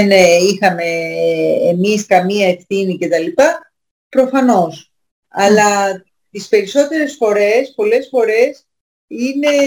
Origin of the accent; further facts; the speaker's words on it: Greece; Και να είμαστε Έλληνες και να μην ε, ξέρουμε τι είπε ο πιο σημαντικός φιλόσοφος.